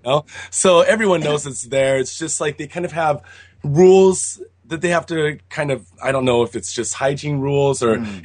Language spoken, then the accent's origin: English; Seattle, Washington, United States; moved away as an adult; now in Japan; I'm from Seattle, and there's like, of course, there's a lot of Japanese people in Seattle, and I had friend, Japanese friends growing up